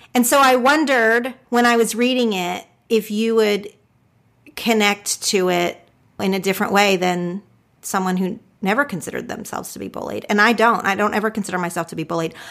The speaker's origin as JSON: {"language": "English", "region": "Oklahoma", "country": "United States", "tie": "born or raised there", "said": "I grew up in Oklahoma, did not know a single Jewish person"}